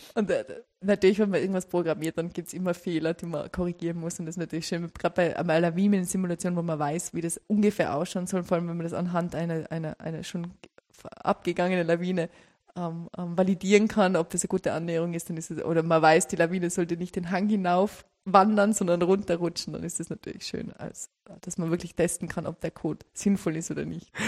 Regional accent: Tyrol, Austria; Ich komme aus Tirol

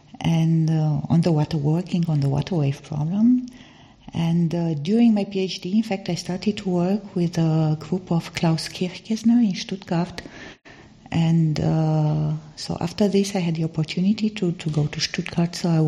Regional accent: Romania; first language Romanian; English is a second language; So also from the language, because Romanian, I'm coming from Romania, and Romanian is also a Latin language, and I had to learn French in school.

